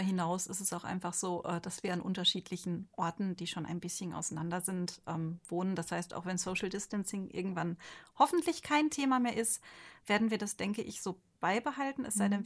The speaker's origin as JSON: {"language": "German", "area": "Ostwestfalen-Lippe", "region": "North Rhine-Westphalia", "country": "Germany", "moved": "yes", "lives_now": "Rhine-Main area, Germany", "said": "Ich komme halt aus Ostwestfalen-Lippe"}